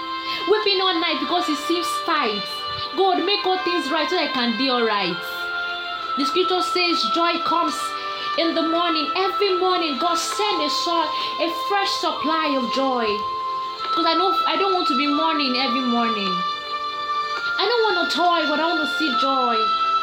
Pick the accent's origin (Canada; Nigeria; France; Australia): Nigeria; This is my outcry as a Nigerian studen